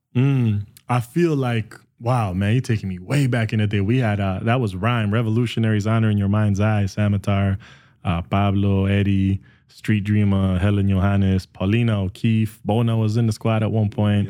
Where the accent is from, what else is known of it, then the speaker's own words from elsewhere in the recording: Guatemala; now in Canada; I was born and raised in Guatemala, and we had to leave because of the Civil War.